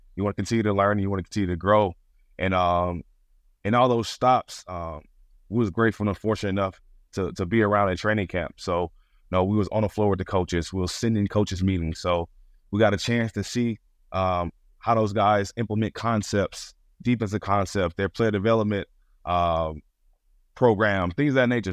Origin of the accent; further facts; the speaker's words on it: Stone Mountain, Georgia, United States; moved away as an adult; now in New York, United States; I grew up in Stone Mountain, Georgia